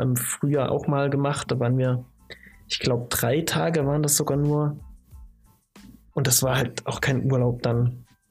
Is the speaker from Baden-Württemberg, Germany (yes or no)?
no; Chemnitz, Saxony, Germany; Ich komme ja aus, aus der Ecke